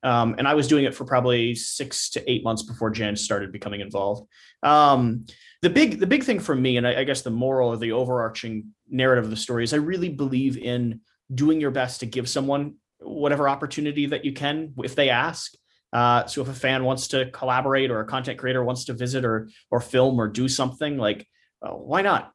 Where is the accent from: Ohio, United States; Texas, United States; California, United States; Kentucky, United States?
Kentucky, United States; I, I grew up, you know, in Kentucky. I grew up in the South